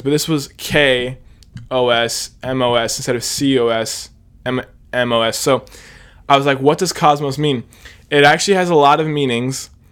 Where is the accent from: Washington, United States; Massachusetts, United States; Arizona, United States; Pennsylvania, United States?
Pennsylvania, United States; Hershey; I am seventeen. I'm from Hershey, Pennsylvania